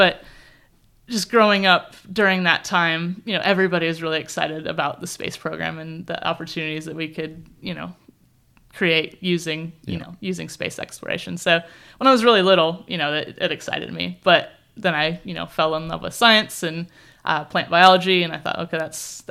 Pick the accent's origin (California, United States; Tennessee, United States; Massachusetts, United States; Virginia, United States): California, United States; born there; I was born in California.